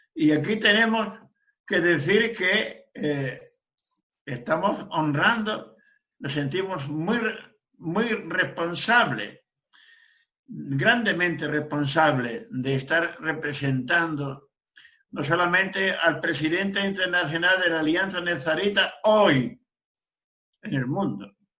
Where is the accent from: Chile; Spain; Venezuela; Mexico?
Spain; Region of Murcia; yo soy de Sefarat, España, provincia de Murcia.